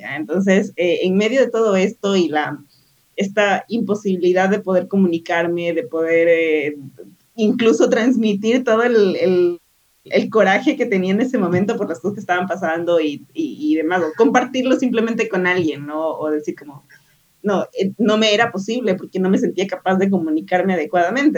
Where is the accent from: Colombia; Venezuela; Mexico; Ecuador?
Ecuador; moved away; soy de Ecuador